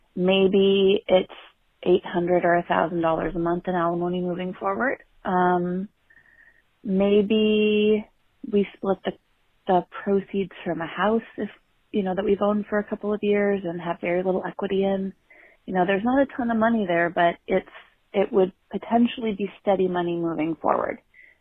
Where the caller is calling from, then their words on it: San Francisco, California, United States; I'm … calling from San Francisco.